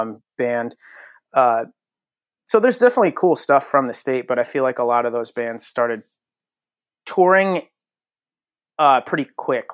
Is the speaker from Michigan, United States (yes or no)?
no; Connecticut, United States; born and raised in Connecticut.